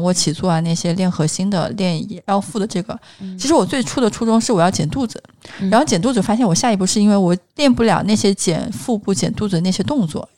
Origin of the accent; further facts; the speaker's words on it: Hunan, China; now in Shanghai, China; 因为我是一个湖南人，就是我吃的口味还挺重的